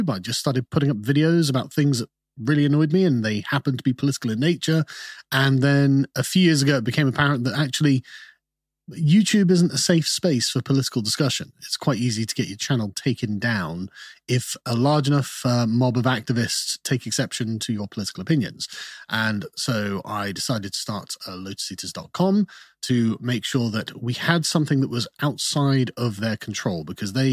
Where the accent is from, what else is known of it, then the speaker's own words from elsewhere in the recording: Germany; also born or lived in United Kingdom; I was born in the UK, um, but my father was in the Royal Air Force. Okay, and so for about eight years, I grew up in Germany